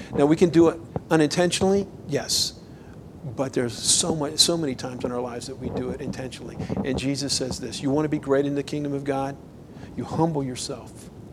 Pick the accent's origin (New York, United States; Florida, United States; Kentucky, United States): Florida, United States; moved away as an adult; now in Idaho, United States; I grew up in Florida and um, we've been in Idaho for 10 years